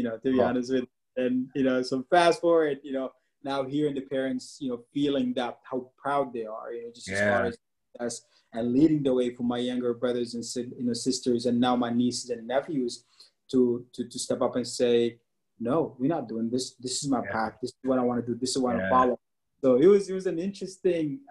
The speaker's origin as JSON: {"language": "English", "region": "Dubai", "country": "United Arab Emirates", "tie": "born or raised there", "also_born_or_lived": "Sudan (parents)", "moved": "yes", "lives_now": "United States", "said": "We grew up in the Middle East, Dubai to be exact, for like 15 years."}